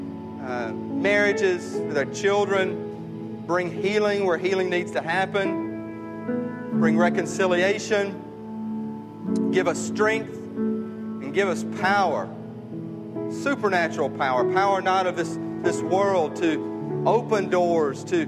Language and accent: English; Myrtle, Mississippi, United States; moved away; the church I was raised in back in Myrtle, Mississippi